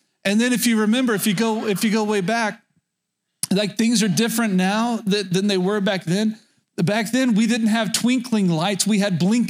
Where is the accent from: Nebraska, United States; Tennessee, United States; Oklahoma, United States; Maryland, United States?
Oklahoma, United States; Medford; I grew up in rural Oklahoma, and the town that I spent most of my childhood was Medford, Oklahoma, very north central Oklahoma